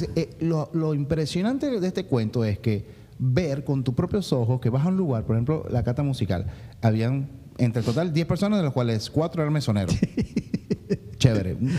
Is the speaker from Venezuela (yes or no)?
yes; Venezuela; moved away as an adult; somos muy venezolanos en, el fondo